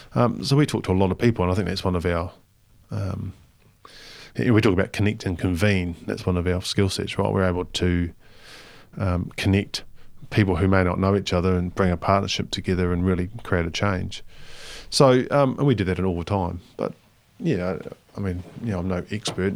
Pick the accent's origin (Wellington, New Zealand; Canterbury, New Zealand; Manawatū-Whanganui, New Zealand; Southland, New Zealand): Manawatū-Whanganui, New Zealand; Palmerston North; moved away; I lived in Palmerston North, well, I grew up in Palmerston North